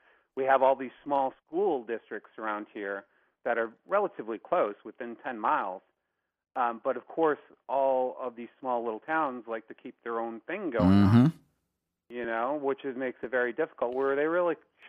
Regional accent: Long Island, New York, United States; I'm from Long Island originally, but I went to high school up here

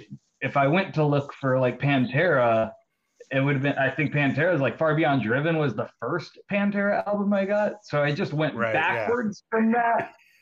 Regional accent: Charlotte, North Carolina, United States; I was from Charlotte, North Carolina.

